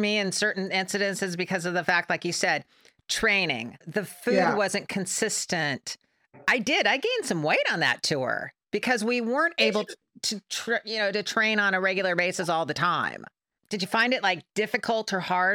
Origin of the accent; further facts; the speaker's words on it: Pasadena, California, United States; I was from Pasadena